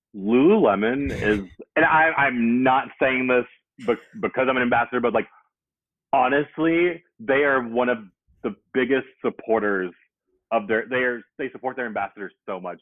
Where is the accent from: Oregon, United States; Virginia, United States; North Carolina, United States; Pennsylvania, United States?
North Carolina, United States; Greensboro; moved away as an adult; also born or lived in New York / Charlotte, North Carolina / Oakland, California; now in Atlanta, United States; I'm from Greensboro, North Carolina